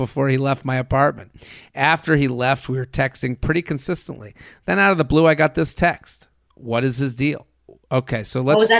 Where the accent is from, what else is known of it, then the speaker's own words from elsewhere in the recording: Hoboken, New Jersey, United States; He's from the Upper West Side and I'm from Hoboken.